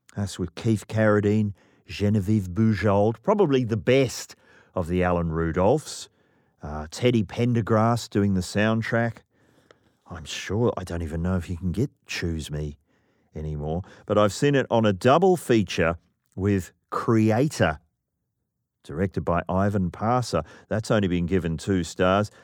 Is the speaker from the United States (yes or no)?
no; New Zealand; I'm from New Zealand.